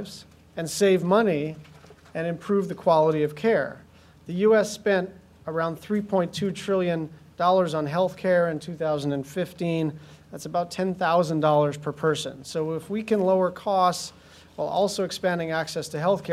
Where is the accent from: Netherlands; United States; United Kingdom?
United States; Hawaii; I grew up in Hawaii in the sun